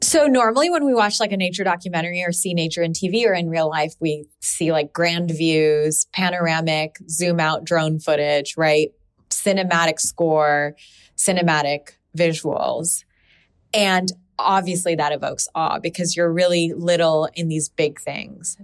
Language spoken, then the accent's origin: English; Pakistan; now in United States; I come from Pakistan